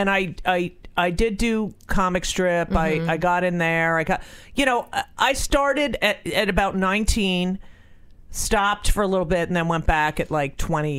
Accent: New Jersey, United States; I was born in New Jersey.

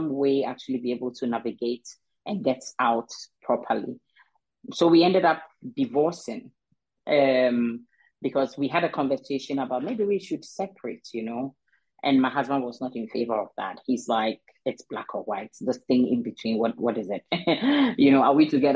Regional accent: Ghana; I am originally from Ghana, and I got married to a Danish guy

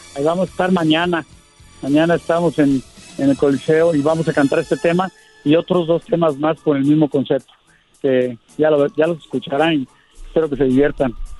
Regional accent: Mexico; yo como mexicano, pues la música mexicana la tengo pues, en, en las venas

